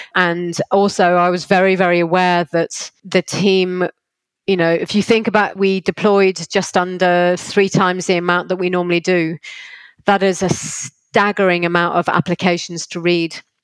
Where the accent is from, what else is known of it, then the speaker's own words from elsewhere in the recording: Liverpool, North West England, United Kingdom; I'm from Liverpool and intentionally stayed in Liverpool